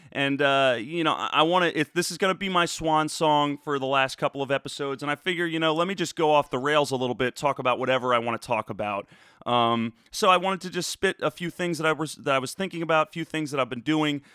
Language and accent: English; Cherry Hill, New Jersey, United States; moved away as an adult; also born or lived in Philadelphia / New York City; now in Austin, United States; born in Philadelphia, raised in Cherry Hill.